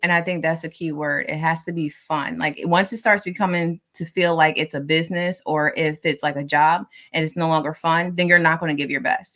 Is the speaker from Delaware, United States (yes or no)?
yes; Delaware, United States; also born or lived in Philadelphia, Pennsylvania; I was born in Philly. I just happened to live in Delaware. Granted, I have lived in Delaware longer than I was in Philly